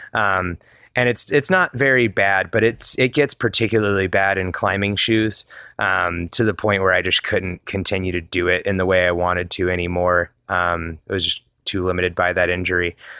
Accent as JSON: {"language": "English", "region": "Georgia", "country": "United States", "tie": "born or raised there", "also_born_or_lived": "Atlanta / Wheat Ridge, Colorado", "moved": "yes", "lives_now": "Denver area, United States", "said": "I grew up in Georgia"}